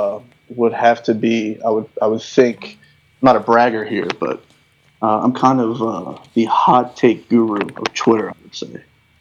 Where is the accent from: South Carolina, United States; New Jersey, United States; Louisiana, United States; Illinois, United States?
Louisiana, United States; New Orleans; I'm from New Orleans.